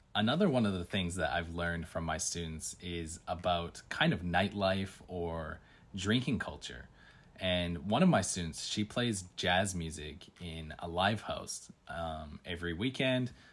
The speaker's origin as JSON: {"language": "English", "country": "Canada", "moved": "as an adult", "lives_now": "Tokyo, Japan", "said": "I'm from Canada"}